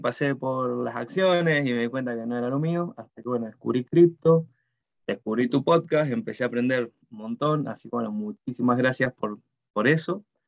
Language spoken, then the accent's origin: Spanish; Mendoza, Argentina; moved away as an adult; now in New Zealand; yo soy mendocino, eh, de Argentina